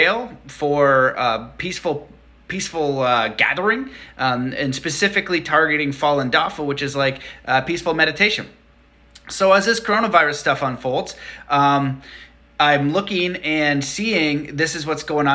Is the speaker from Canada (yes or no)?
yes; Canada; I'm Canadian